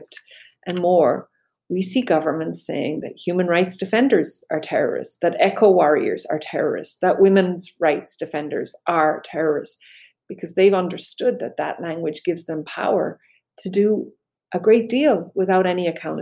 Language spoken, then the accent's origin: English; Belfast, Northern Ireland, United Kingdom; I grew up in Belfast